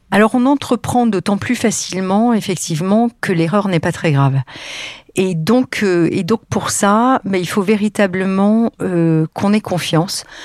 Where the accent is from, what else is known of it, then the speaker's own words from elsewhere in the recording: Lille, Hauts-de-France, France; moved away as an adult; also born or lived in Paris; moi, j'étais provinciale, lilloise d'origine